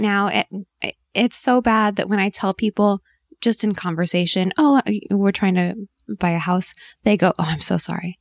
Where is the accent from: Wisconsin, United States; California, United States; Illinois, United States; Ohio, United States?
California, United States; Southern; moved away as an adult; also born or lived in New York; my husband and I grew up in, in Southern California